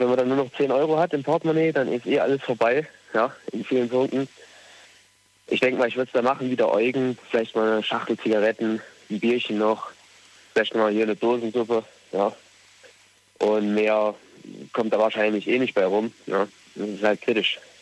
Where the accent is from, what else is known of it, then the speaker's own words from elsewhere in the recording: Thuringia, Germany; moved away as an adult; now in Rhineland-Palatinate, Germany; Ich komme eigentlich aus Thüringen, aber bin jetzt momentan arbeitsmäßig im Westen